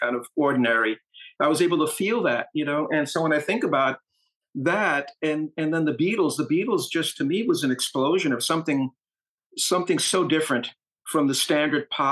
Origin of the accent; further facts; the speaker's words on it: New York City, New York, United States; also born or lived in Queens, New York / Bronx, New York; I was born in Ozone Park and then lived in Hollis.